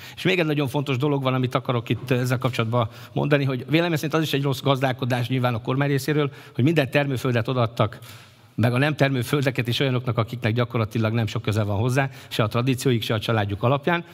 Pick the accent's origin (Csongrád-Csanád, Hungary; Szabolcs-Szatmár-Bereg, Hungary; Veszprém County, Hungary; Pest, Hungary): Csongrád-Csanád, Hungary; Kistelek; kisteleki származású vagyok